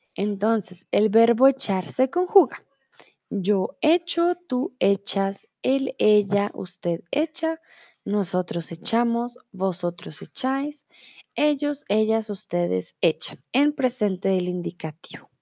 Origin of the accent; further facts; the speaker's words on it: Bogotá, Colombia; also born or lived in Mexico; now in Germany; soy de Colombia, de Bogotá